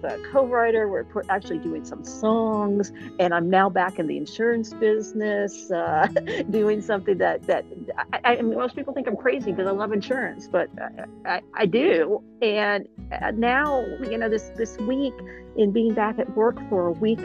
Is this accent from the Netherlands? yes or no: no; Columbus, Ohio, United States; now in Nashville, United States; I'm originally from Columbus, Ohio too, so I consider myself still an Ohioan